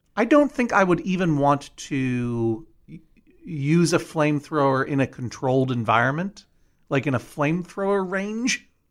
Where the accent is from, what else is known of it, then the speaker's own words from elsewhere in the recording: Boston, Massachusetts, United States; now in Brooklyn, United States; I grew up in the Boston area.